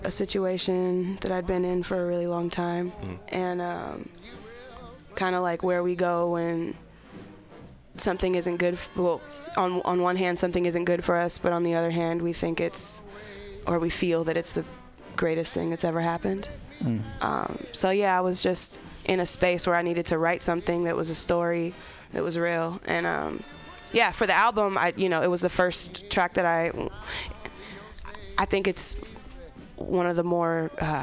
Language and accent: English; Berkeley, California, United States; moved away; But I'm from Berkeley originally